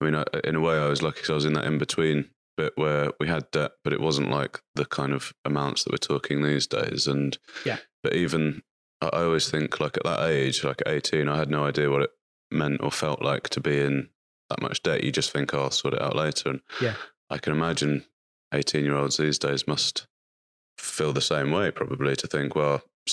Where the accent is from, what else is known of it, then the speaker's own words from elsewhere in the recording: just outside Cambridge, East of England, United Kingdom; I grew up just outside Cambridge.